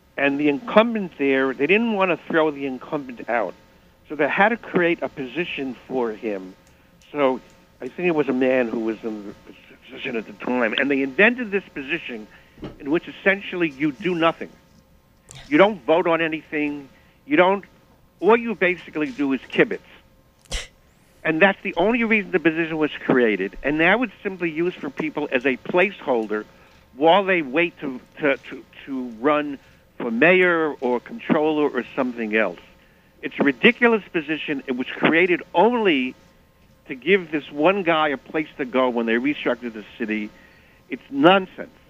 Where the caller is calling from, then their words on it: New York City, New York, United States; I'm calling from Manhattan